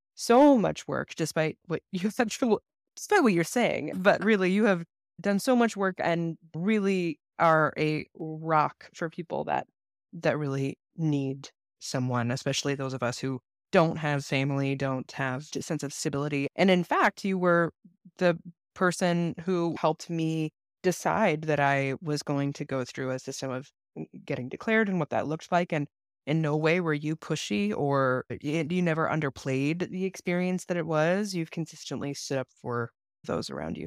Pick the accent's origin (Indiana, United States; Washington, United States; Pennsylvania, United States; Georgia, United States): Washington, United States; Seattle; also born or lived in Los Angeles; we moved to Seattle when I was four, so I was raised in a is referred to often as, like, a rural org, albeit Seattle not being very rural. So, I was raised in a smaller church in Seattle